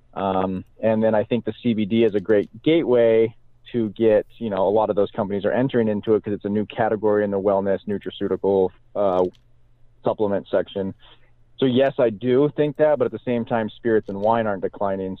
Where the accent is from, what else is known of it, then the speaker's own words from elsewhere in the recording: Salem, Oregon, United States; I grew up in Salem, Oregon, which is in the heart of Oregon's Willamette Valley